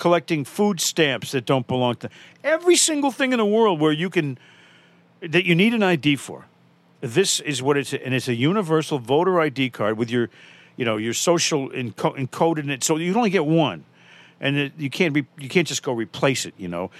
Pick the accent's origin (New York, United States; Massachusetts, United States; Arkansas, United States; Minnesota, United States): Massachusetts, United States; Dorchester; I'm from Dorchester. No one gets a heart.